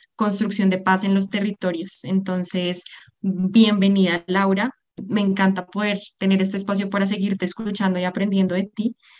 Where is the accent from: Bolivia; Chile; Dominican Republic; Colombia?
Colombia; yo soy ecóloga colombiana